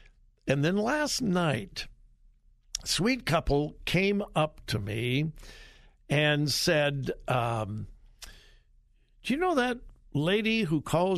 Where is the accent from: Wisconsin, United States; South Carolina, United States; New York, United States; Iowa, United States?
South Carolina, United States; She fell, and she's getting better, but we're up from South Carolina to help with the care.